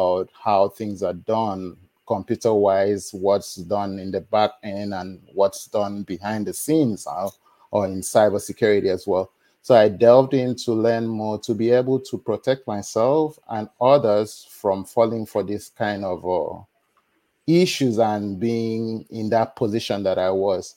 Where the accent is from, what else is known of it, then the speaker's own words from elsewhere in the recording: Nigeria; moved away as an adult; now in United States; I was born in Nigeria.